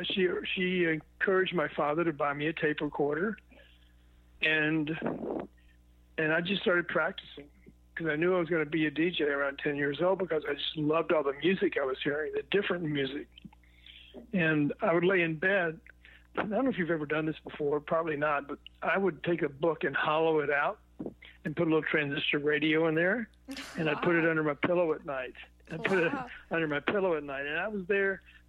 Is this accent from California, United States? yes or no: no; Memphis, Tennessee, United States; born there; Probably when I was about 10 years old, because I was born in Memphis, Tennessee.